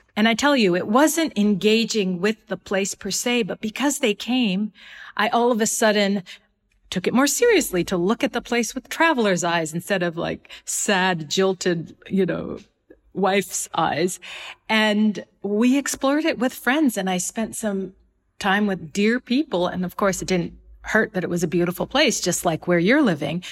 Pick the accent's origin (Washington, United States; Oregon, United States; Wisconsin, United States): Washington, United States; Seattle; moved away as an adult; now in Rabat, Morocco; I moved from Seattle, which is my hometown, to Washington, D C